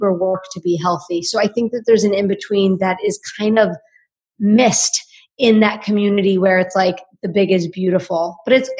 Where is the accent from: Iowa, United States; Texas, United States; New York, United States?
New York, United States; New York City; now in Austin, United States; I'm from Staten Island.